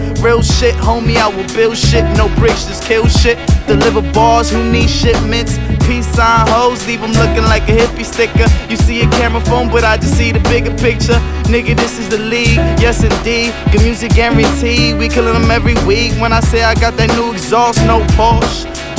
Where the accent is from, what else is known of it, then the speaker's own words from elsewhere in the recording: Brooklyn, New York, United States; I'm from Brooklyn where most veterans hung.